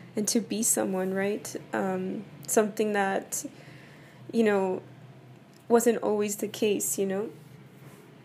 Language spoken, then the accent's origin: English; El Paso, Texas, United States; Both of my parents are from Mexico, and I was born and raised in El Paso, Texas